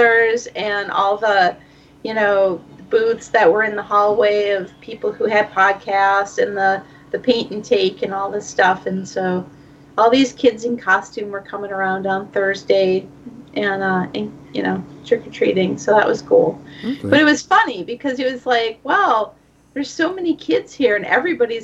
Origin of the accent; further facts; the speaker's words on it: Minnesota, United States; I'm from Minnesota